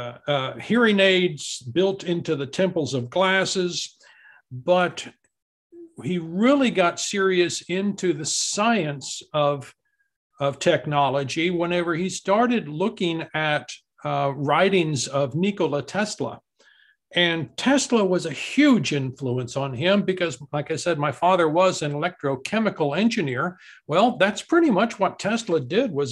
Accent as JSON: {"language": "English", "town": "Amarillo", "region": "Texas", "country": "United States", "tie": "born or raised there", "said": "when I was growing up in Amarillo, Texas"}